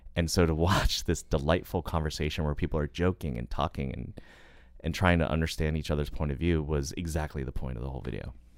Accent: United States; I'm an American

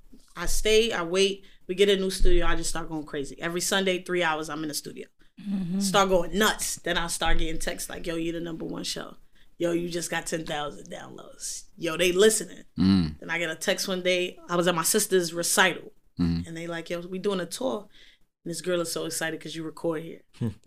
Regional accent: United States; also born or lived in London; Once they hear I'm American

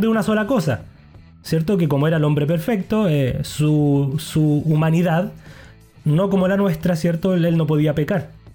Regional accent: Chile; como buen chileno

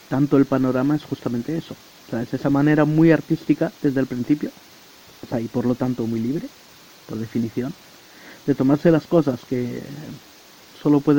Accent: France; born there; yo estaba metido en un autobús viajando durante 20 horas entre la ciudad donde nací en Francia y, y Madrid

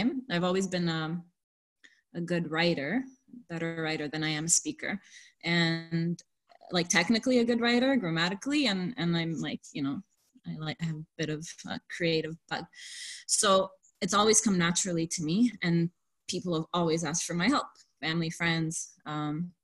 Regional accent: Lebanon; now in Canada; I'm from Lebanon. So I grew up around Francophones, people who speak French.

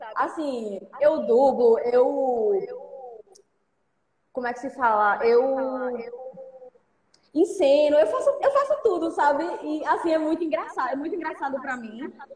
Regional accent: Recife, Pernambuco, Brazil; de onde eu venho, de onde eu moro

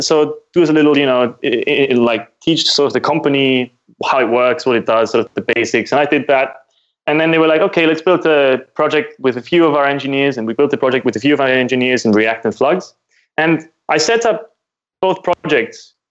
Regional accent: Austria; I am from Austria, which is in Europe

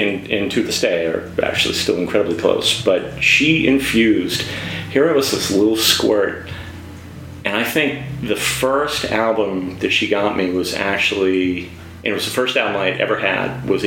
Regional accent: Newton Lower Falls, Massachusetts, United States; grew up in Newton Moore Falls.

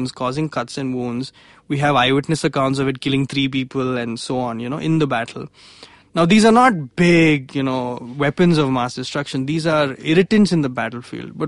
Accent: India; for us in India

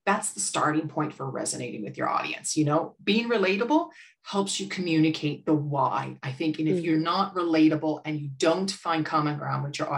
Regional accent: United States; accent: American; now in Ireland; you could tell from my accent, I'm American.

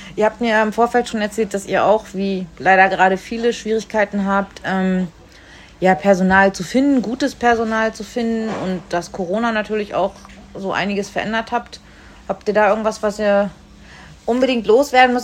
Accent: the North, Northern Germany, Germany; wie ich aus dem Norden

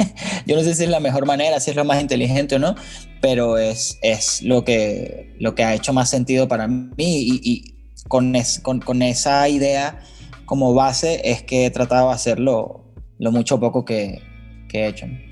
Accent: Caracas, Capital District, Venezuela; moved away as an adult; now in Mexico; Yo vengo de Venezuela, de Caracas.

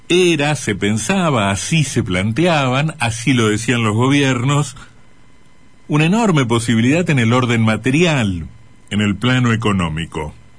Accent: Argentina; nuestras exportaciones

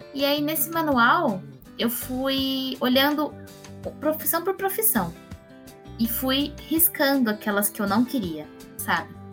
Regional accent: Campinas, São Paulo, Brazil; eu sou nascida em Campinas

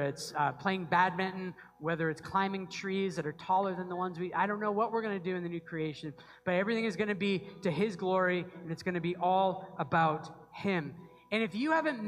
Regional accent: just outside of Portland, Maine, United States; I grew up just outside of Portland, Maine

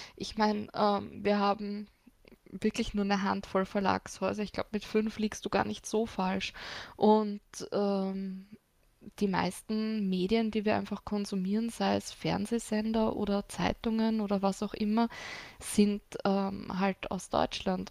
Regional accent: Austria

